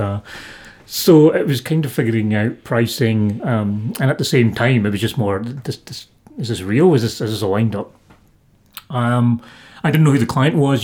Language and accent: English; Scotland, United Kingdom; I'm Scottish. I was born here. Everything I know is this